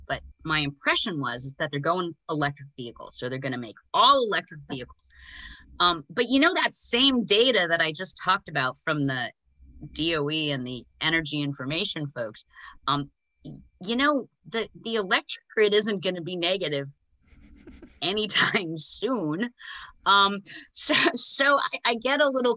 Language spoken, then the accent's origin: English; United States; as an American